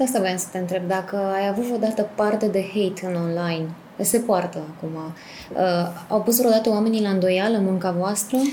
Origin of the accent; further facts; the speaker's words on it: Târgu Mureș, Mureș County, Romania; mă simt ca acasă la Târgu Mureș